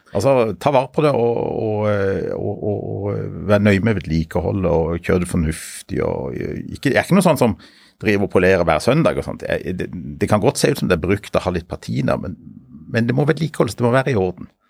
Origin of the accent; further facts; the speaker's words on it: Sørlandet, Norway; also born or lived in Bergen; Jeg er oppvokst på Sørlandet, men jeg er født i Bergen.